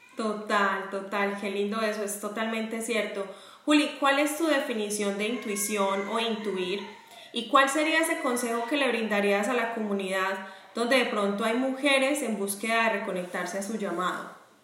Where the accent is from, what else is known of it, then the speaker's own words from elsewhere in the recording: Medellín, Antioquia, Colombia; now in Jacksonville, United States; yo estoy en Jacksonville, Florida, pero también soy de Medellín